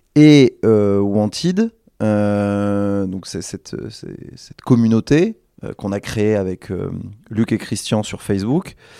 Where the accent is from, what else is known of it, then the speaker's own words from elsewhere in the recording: Bordeaux, Nouvelle-Aquitaine, France; on est bordelais